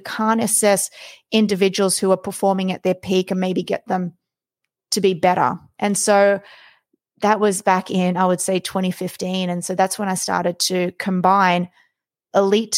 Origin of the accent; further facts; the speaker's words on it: Australia; I was born and raised in Australia